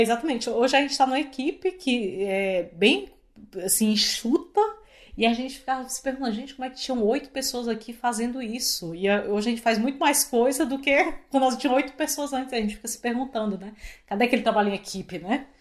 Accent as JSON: {"language": "Portuguese", "town": "Fortaleza", "region": "Ceará", "country": "Brazil", "moved": "as an adult", "lives_now": "Canada", "said": "eu sou de Fortaleza"}